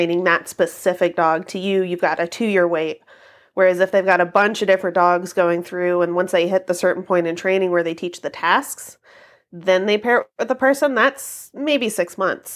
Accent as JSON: {"language": "English", "region": "Kentucky", "country": "United States", "tie": "born or raised there", "said": "I grew up in Kentucky"}